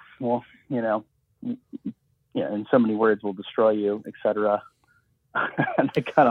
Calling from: Los Angeles, California, United States; I'm calling from Los Angeles.

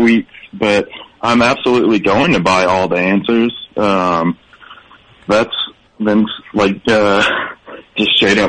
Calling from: Baton Rouge, Louisiana, United States; Baton Rouge.

